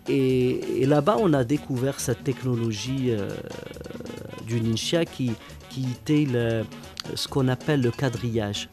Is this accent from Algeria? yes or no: yes; Algeria; je viens d'Algérie